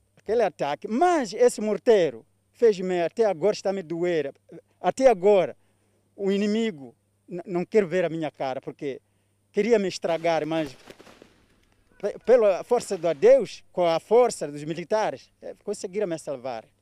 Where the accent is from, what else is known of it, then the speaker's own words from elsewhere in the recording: Mocímboa da Praia, Cabo Delgado, Mozambique; Portuguese is a second language; moved away as an adult; now in Palma, Mozambique; Eu venho de Mocimba da Praia.